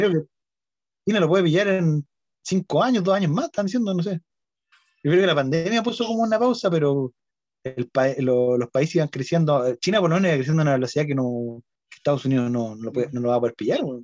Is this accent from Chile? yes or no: yes; Chile; como el chileno medio